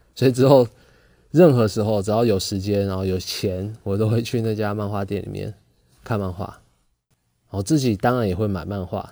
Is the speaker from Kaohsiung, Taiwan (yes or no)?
no; Pingtung, Pingtung County, Taiwan; 虽然是在屏东这种乡下地方出生的，啊，因为我是屏东人